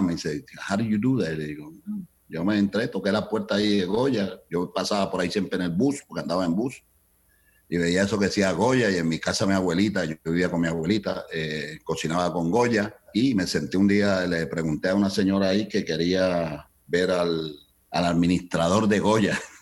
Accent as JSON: {"language": "Spanish", "town": "Cali", "region": "Valle del Cauca", "country": "Colombia", "moved": "as an adult", "lives_now": "Chicago, United States", "said": "yo emigré ah, de Colombia, de Cali, Colombia a este país en 1972."}